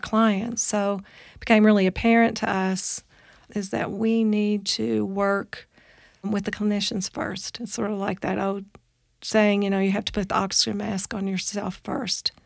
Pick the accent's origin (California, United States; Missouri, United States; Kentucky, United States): Kentucky, United States; moved away; also born or lived in Boulder, Colorado; I'm originally from Kentucky, a very small town in Kentucky